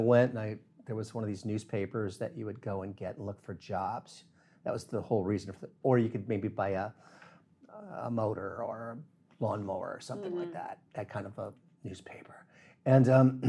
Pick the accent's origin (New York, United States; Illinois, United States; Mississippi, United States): Illinois, United States; northern; also born or lived in Key West, Florida / Miami, Florida; now in South Florida, United States; growing up in Illinois, northern Illinois, almost Wisconsin.